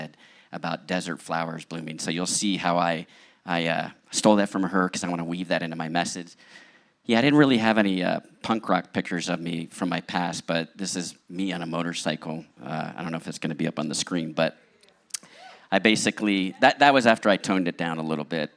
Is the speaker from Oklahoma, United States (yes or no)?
no; outside of Philadelphia, Pennsylvania, United States; also born or lived in Long Island, New York; now in San Diego, United States; I was born in Long Island, New York, and we moved outside of Philadelphia